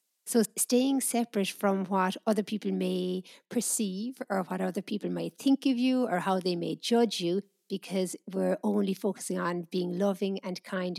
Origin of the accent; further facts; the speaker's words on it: Ireland; where I grew up in Ireland, I think if someone was sitting on the wall, it was seen as somebody had nothing better to do.